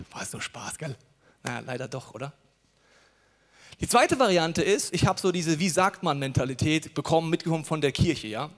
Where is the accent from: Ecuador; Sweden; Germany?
Germany; als Deutsche